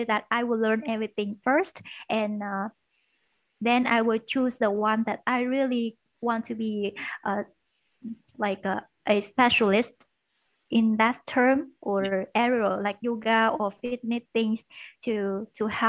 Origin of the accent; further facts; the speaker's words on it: Da Lat, Lam Dong, Vietnam; English is a second language; moved away as an adult; now in Ho Chi Minh City, Vietnam; I was born in Da Lat City. It's in the north of Vietnam, and it's a highland area. And I moved to Ho Chi Minh City for studying business English.